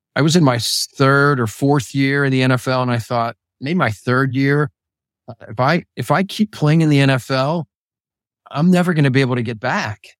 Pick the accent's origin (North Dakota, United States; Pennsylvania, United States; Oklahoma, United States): Pennsylvania, United States; Pittsburgh; I was growing up in Pittsburgh